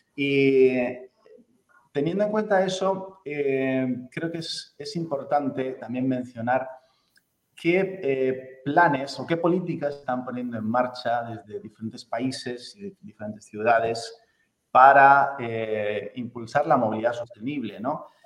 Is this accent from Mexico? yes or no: no; Spain